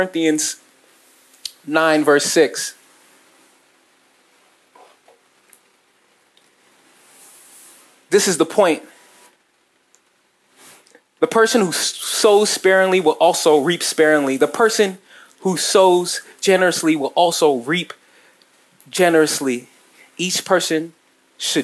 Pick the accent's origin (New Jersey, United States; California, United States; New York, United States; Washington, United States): New Jersey, United States; I'm from Jersey